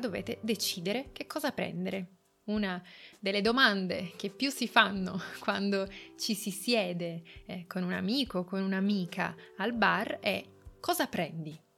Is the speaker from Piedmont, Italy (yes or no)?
yes; Turin, Piedmont, Italy; Torino che è la città in cui io sono nata, non è la città in cui io ho vissuto, io ho vissuto fuori Torino, in campagna, ma ho lavorato e studiato a Torino per moltissimi anni